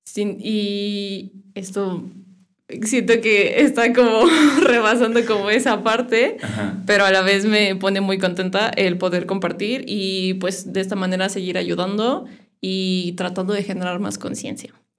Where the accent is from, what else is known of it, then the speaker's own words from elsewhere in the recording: Irapuato, Guanajuato, Mexico; Nací en Irapuato. Este, mis papás son de San Luis. Mucho tiempo antes migraron a Irapuato, como unos 20 años. Y yo crecí ahí.